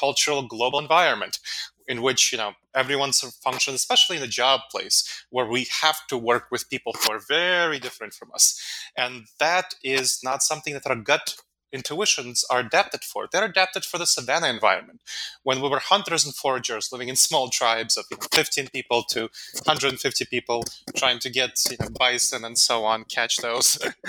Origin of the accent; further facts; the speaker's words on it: New York City, New York, United States; And I grew up in New York City, so it wasn't as bad in New York